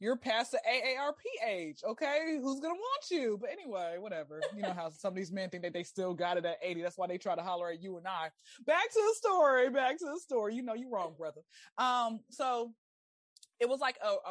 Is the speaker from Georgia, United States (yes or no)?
yes; Atlanta, Georgia, United States; I'm born and raised in Atlanta